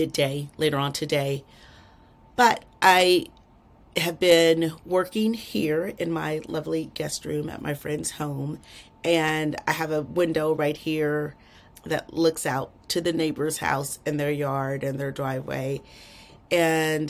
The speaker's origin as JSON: {"language": "English", "region": "Texas", "country": "United States", "said": "I'm from Texas"}